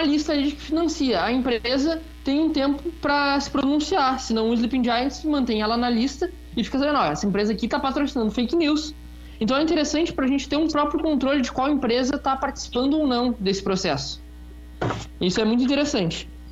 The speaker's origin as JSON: {"language": "Portuguese", "town": "Rio Grande", "region": "Rio Grande do Sul", "country": "Brazil", "tie": "born or raised there", "said": "aqui perto na cidade de Rio Grande, na verdade, minha cidade natal"}